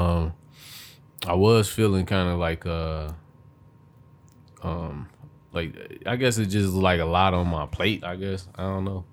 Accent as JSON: {"language": "English", "town": "Detroit", "region": "Michigan", "country": "United States", "tie": "born or raised there", "said": "I grew up on the east side, but you know, I've been I'm from Detroit"}